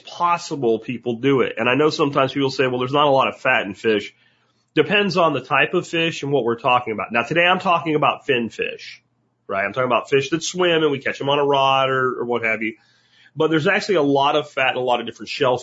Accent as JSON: {"language": "English", "town": "Jacksonville", "region": "Florida", "country": "United States", "tie": "born or raised there", "also_born_or_lived": "Pennsylvania", "moved": "yes", "lives_now": "Texas, United States", "said": "I grew up in Jacksonville, Florida as a kid before the internet."}